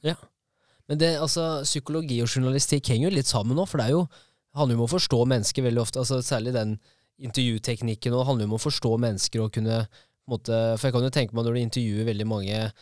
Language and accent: Norwegian; Kongsvinger, Innlandet, Norway; Jeg er fra Kongsvinger òg